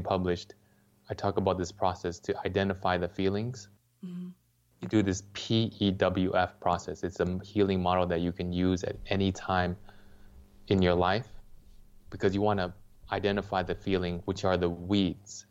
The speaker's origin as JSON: {"language": "English", "town": "Los Angeles", "region": "California", "country": "United States", "tie": "born or raised there", "said": "I grew up in Los Angeles"}